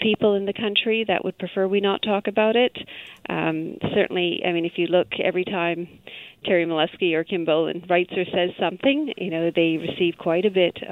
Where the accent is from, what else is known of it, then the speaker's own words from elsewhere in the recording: Vancouver, British Columbia, Canada; also born or lived in Edmonton; my brother and I were raised in the Vancouver area